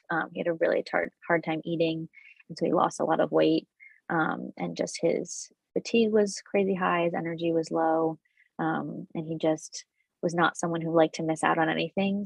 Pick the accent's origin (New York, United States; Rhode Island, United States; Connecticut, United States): Connecticut, United States; I'm from Connecticut